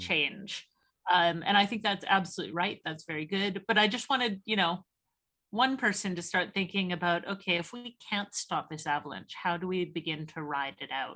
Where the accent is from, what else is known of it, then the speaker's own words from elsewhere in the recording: Canada; now in Oxford, United Kingdom; as a Canadian